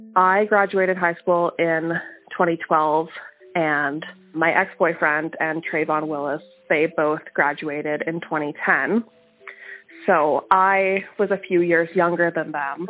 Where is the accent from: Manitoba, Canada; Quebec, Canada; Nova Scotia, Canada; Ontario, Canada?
Manitoba, Canada; Winnipeg; I am from Winnipeg, Manitoba, Canada. And I grew up just in the southern end of Winnipeg.